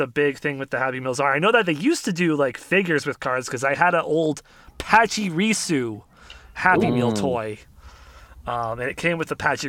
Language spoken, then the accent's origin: English; Canada; I'm a Canadian, so I haven't eaten McDonald's in a long time.